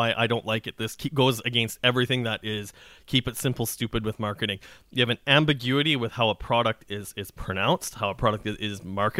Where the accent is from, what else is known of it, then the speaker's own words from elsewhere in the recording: Saskatchewan, Canada; But I'm from Saskatchewan. I eat a lot of pierogies.